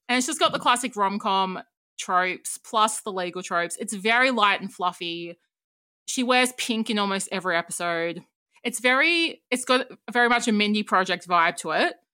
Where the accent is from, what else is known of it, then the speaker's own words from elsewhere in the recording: Australia; as an Australian